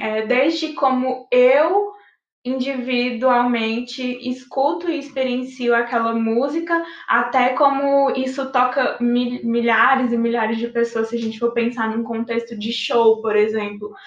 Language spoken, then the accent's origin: Portuguese; Pará, Brazil; da minha terra, do Pará